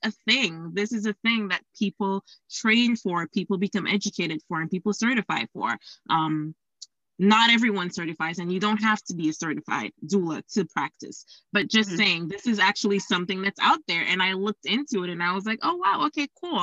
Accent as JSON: {"language": "English", "country": "Dominica", "also_born_or_lived": "Florida", "moved": "yes", "said": "I am from a tiny island called Dominica in the Eastern Caribbean"}